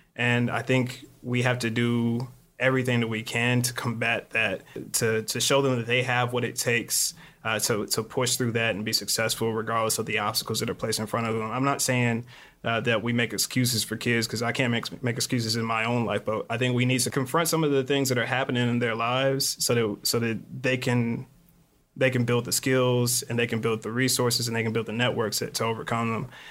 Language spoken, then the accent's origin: English; Lexington, Kentucky, United States; moved away as an adult; also born or lived in Phoenix, Arizona / Glendale, Arizona; now in Chicago, United States; I'm actually from Lexington, Kentucky